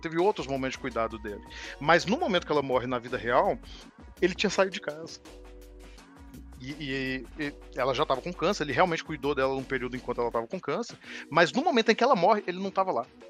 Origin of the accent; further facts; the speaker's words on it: Minas Gerais, Brazil; Uai, para me entregar aqui como mineiro. Uai.